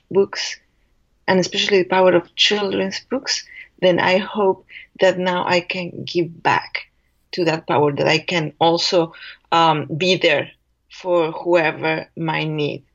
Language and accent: English; Mexico; English is a second language; moved away; I am an immigrant, and I was born in Mexico.